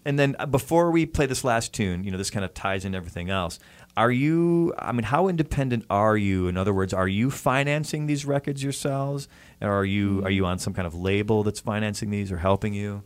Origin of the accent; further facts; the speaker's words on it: outside of Chicago, Illinois, United States; now in Pasadena, United States; I grew up outside of Chicago in like a suburban type area with a lot of cornfields